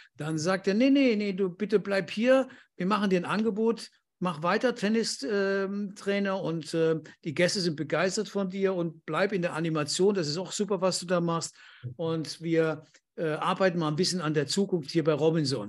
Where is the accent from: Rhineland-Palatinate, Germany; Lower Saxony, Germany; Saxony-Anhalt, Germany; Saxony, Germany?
Rhineland-Palatinate, Germany; Andernach; moved away as an adult; also born or lived in Düren / Pertisau, Austria; ich bin in Düren geboren, aber aus Andernach